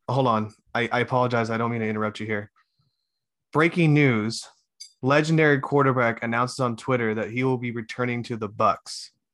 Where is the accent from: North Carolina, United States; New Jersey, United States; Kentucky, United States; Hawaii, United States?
Hawaii, United States; I'm Hawaiian